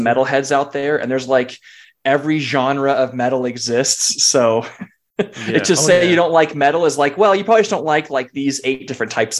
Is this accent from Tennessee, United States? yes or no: no; California, United States; I grew up in California